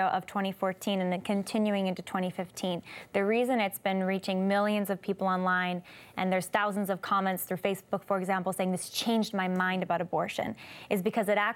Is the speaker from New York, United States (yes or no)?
no; California, United States; growing up in California